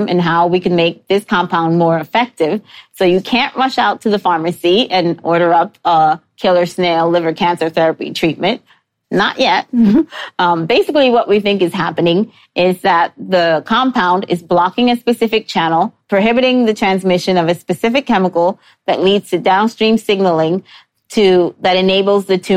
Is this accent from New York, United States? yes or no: yes; New York City, New York, United States; I grew up in New York City